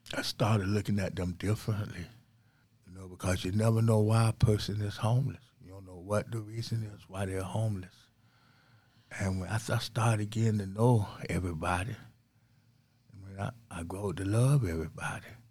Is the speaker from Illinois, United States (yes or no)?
no; St. Petersburg, Florida, United States; I was born and raised in Saint Petersburg, Florida